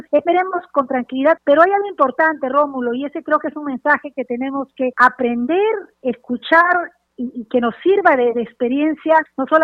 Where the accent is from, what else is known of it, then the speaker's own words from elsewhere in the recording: Peru; creo que como peruanos como demócratas tenemos que saludar el esfuerzo, la voluntad que han tenido tanto hombres como mujeres en el país